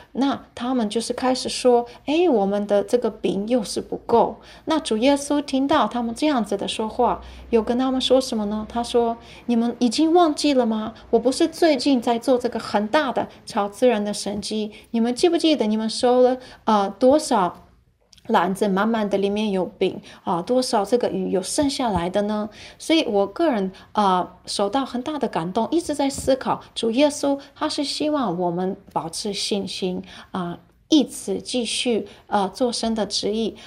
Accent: Ukraine; born or raised there; now in Taiwan

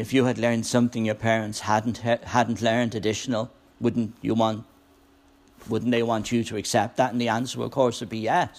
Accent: Ireland; moved away as an adult; now in United States; I was an ambassador for Ireland.

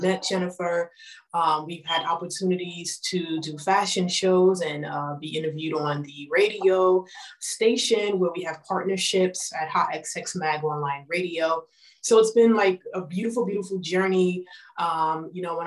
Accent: New York, United States; I am from New York

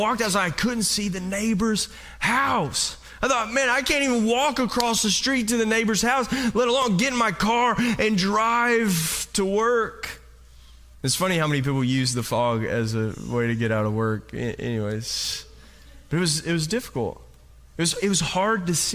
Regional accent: Kentucky, United States; now in California, United States; I'm from Kentucky

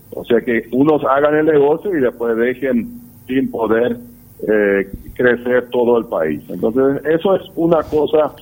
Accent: Paraguay

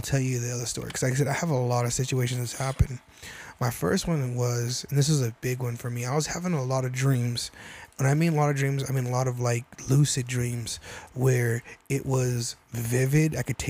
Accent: New Mexico, United States; I'm from New Mexico.

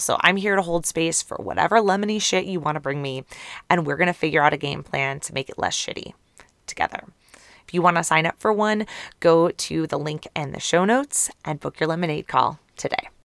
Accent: Ohio, United States; I'm from Ohio

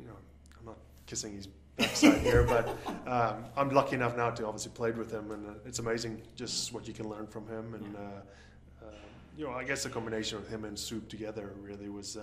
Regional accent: South Africa; moved away as an adult; now in Los Angeles, United States; I grew up in South Africa, started playing rugby when I was like 4 or 5 years old.

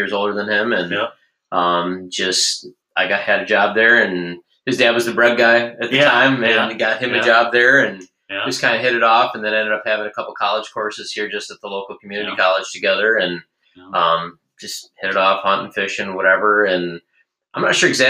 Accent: Alpena, Michigan, United States; I'm from the Alpena area.

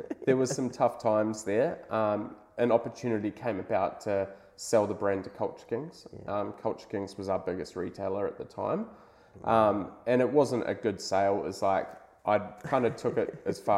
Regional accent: Hawke's Bay, New Zealand; moved away as an adult; now in Sydney, Australia; I'm originally from New Zealand, so I grew up in Hawke's Bay, same place as you

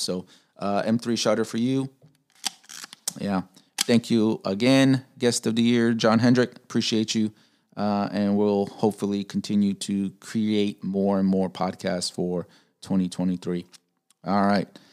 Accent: Chicago, Illinois, United States; I'm from Chicago, Pilsen area

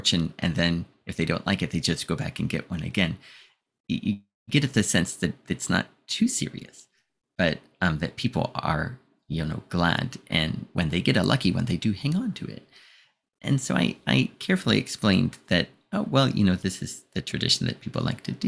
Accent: United States; being American

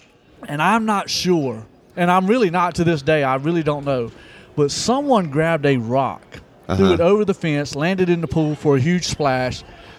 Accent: Eden, North Carolina, United States; I grew up in Eden, Dan River.

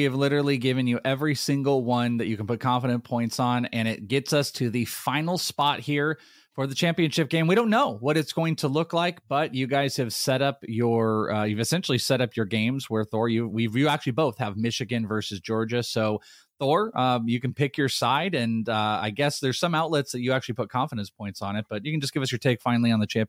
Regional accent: Wales, United Kingdom; I'm Welsh, and we are out of here.

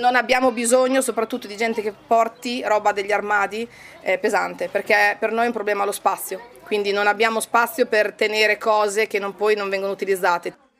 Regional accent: Conselice, Emilia-Romagna, Italy; now in London, United Kingdom; abito a Londra, però sono originaria di Conselice

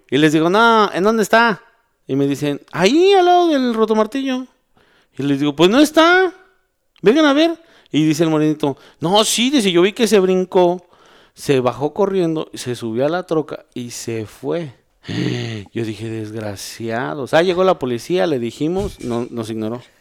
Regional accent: Mexico; Vengo de México

